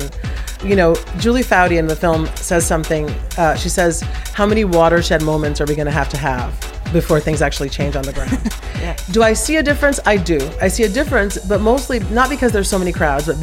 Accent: Brazil; I'm from Brazil

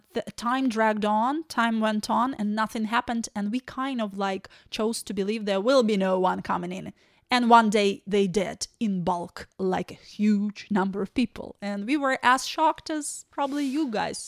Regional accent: Ukraine; English is a second language; moved away as an adult; also born or lived in Kyiv; now in Ireland; we're from Ukraine.

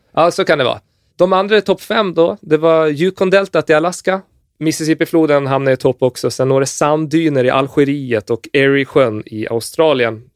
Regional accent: Gotland, Sweden; jag är från Gotland

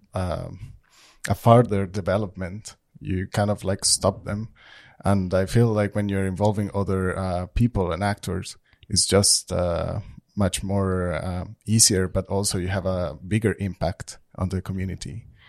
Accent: Colombia; now in Trondheim, Norway; I'm from Colombia

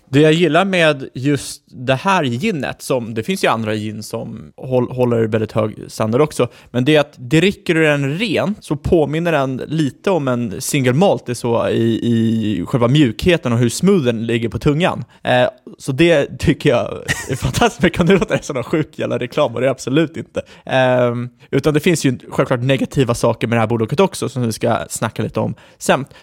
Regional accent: Ekerö, Stockholm County, Sweden; jag är född på Ekerö.

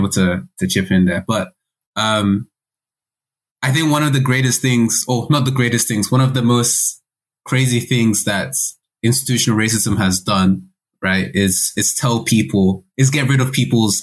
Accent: Nigeria; as a Nigerian

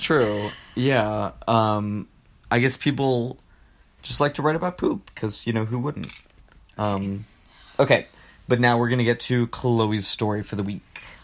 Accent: Rio Grande Valley, Texas, United States; I'm from the Rio Grande Valley

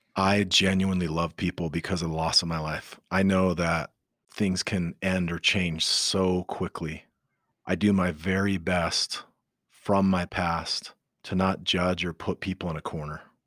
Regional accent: Utah, United States; I grew up in Utah

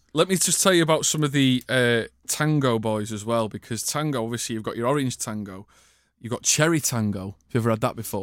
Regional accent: Manchester, North West England, United Kingdom; we're both from Manchester

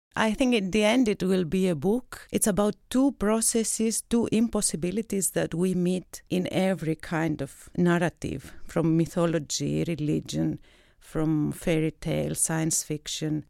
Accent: Athens, Attica, Greece; moved away as an adult; also born or lived in Crete; now in Zurich, Switzerland; I come from Greece. I was born in Crete. I grew up in Athens

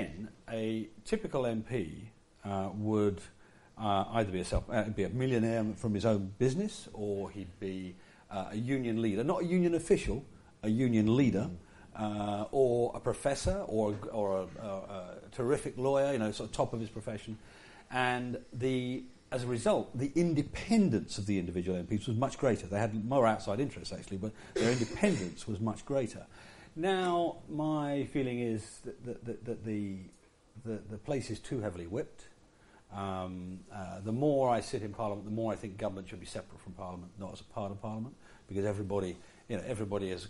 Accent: Yorkshire and the Humber, United Kingdom; I come from Yorkshire. In Yorkshire, you're supposed to give as good as you get

